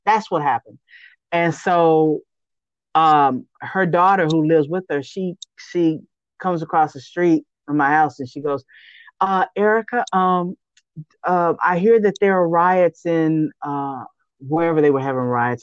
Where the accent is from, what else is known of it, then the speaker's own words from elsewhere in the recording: Austin, Texas, United States; I was actually born and raised in Austin